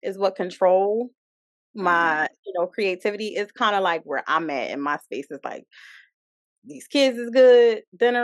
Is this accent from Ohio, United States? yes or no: no; Philadelphia, Pennsylvania, United States; also born or lived in DMV (Washington D.C. area); now in Washington D.C. area, United States; I'm from Philly, but I live in the DMV